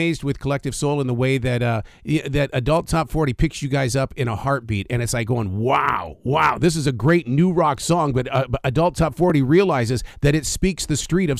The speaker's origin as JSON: {"language": "English", "town": "Billings", "region": "Montana", "country": "United States", "tie": "born or raised there", "said": "my hometown of Billings, Montana"}